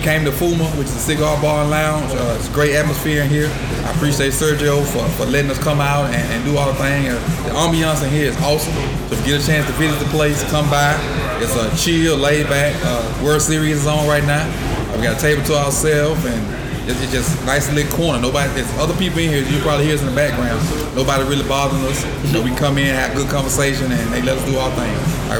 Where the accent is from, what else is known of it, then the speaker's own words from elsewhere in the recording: Mississippi, United States; I'm from Mississippi.